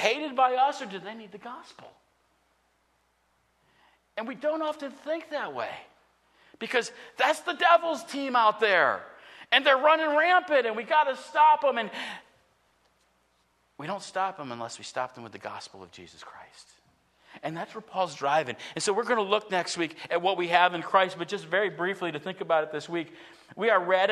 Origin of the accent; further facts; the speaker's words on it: United States; a citizen of the United States of America